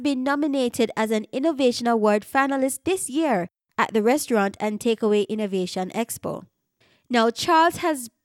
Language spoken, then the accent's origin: English; Jamaica; a Jamaican podcaster born and raised in Jamaica